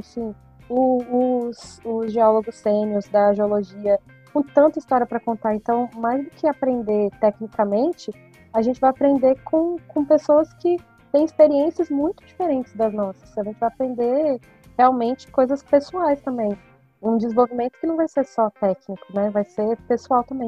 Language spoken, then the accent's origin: Portuguese; Brasília, Federal District, Brazil; eu sou geóloga de Brasília